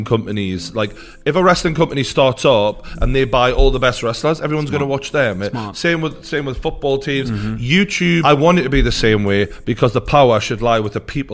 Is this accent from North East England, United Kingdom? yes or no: yes; Newcastle upon Tyne, North East England, United Kingdom; my hometown of Newcastle